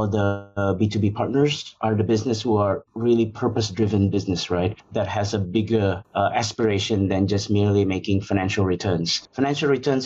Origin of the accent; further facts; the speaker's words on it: Jakarta, Indonesia; moved away as an adult; also born or lived in Austin, Texas, United States / United Kingdom / Hungary / Chicago, United States; I was born and raised in Jakarta, Indonesia, from a middle-class background